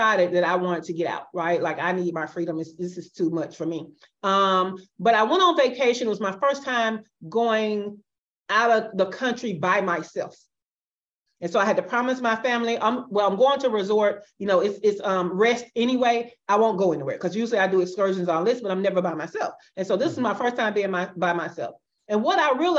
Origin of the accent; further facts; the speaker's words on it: Birmingham, Alabama, United States; moved away as an adult; now in Buenos Aires, Argentina; from Birmingham, Alabama, which is my hometown